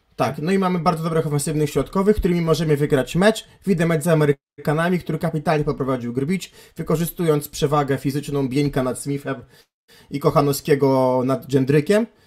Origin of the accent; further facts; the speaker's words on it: Gdańsk, Pomeranian Voivodeship, Poland; w moich rodzinnych stronach